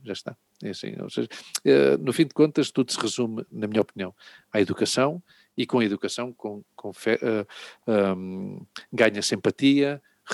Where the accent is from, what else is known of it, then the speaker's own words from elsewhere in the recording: Portugal; eu, como português, branco